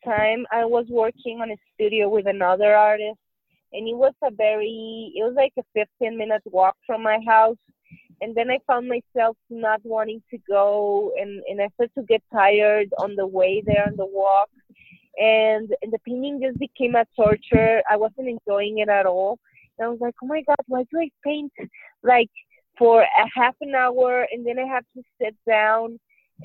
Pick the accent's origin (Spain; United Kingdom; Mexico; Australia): Mexico; Hermosillo, Sonora; now in Mexico City, Mexico; I am originally from Hermosillo, Sonora, which is 3 hours away from the Arizona border, but I currently live in Mexico City.